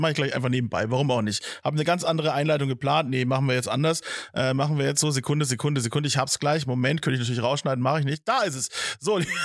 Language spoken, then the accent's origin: German; Nuremberg, Bavaria, Germany; Bayern, ja, mein Heimatbundesland